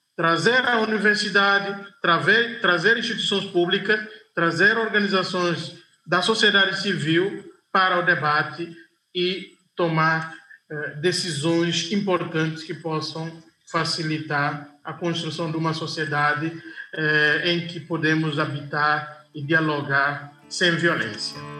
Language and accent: Portuguese; Guinea-Bissau; na minha terra, Guiné-Bissau